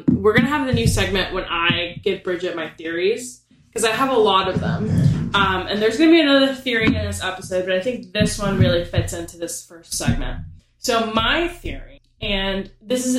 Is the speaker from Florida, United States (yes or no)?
yes; Florida, United States; moved away; I'm from Florida, and this was my first time going home since the panini started.